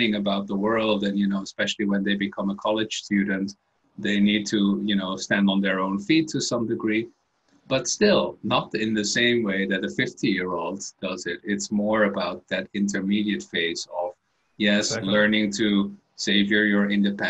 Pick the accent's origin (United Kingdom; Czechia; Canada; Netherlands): Netherlands; moved away as an adult; also born or lived in Belgium; I was born in the Netherlands and had a bit of a career in different countries. I studied in Belgium